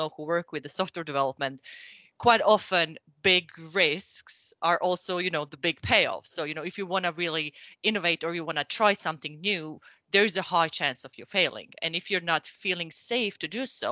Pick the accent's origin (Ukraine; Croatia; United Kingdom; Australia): Croatia; moved away as an adult; now in Sweden; I'm originally from Croatia, and I think I've been now in the industry pretty much since I moved to Sweden